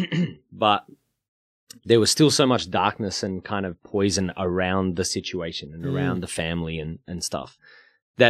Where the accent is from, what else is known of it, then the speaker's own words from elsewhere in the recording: Melbourne, Victoria, Australia; also born or lived in Brunswick; I grew up in Coburg